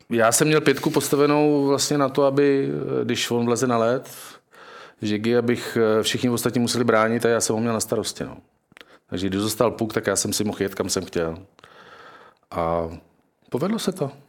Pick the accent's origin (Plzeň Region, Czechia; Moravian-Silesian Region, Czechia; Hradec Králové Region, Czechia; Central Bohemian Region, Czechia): Moravian-Silesian Region, Czechia; Bruntál; No. Já jsem z Bruntálu.